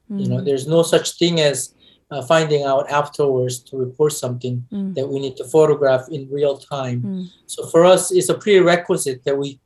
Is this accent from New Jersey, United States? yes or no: no; Los Angeles, California, United States; I grew up in Los Angeles from the 70s